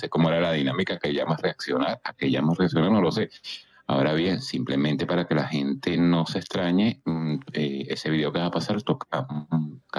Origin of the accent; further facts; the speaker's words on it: Venezuela; Mucha gente la conoce, eh, los que somos venezolanos